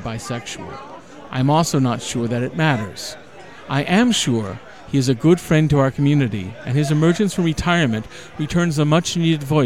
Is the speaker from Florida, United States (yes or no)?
yes; Florida, United States; I grew up in Florida in the 1970s